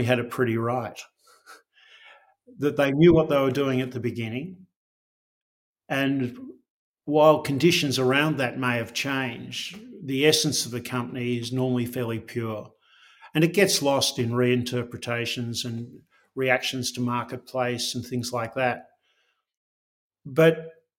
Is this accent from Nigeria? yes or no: no; Australia; I'm proudly Australian.